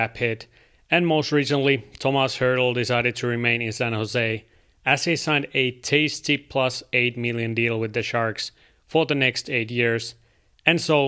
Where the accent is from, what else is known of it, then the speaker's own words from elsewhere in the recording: Kuopio, North Savo, Finland; my hometown team, Kalpa